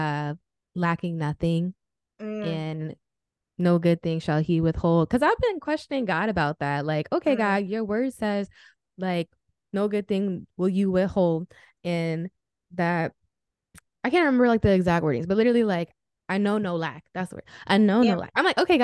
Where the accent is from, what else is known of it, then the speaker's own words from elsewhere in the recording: Rockland County, New York, United States; moved away as an adult; also born or lived in New Jersey; now in Florida, United States; I was born in New Jersey, but I was raised in Rockland County, New York.